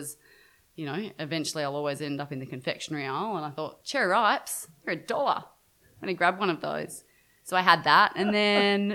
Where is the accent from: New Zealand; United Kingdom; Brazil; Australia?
Australia; Brisbane, Queensland; I grew up in Brisbane, as I mentioned earlier, and most of my extended family is in Sydney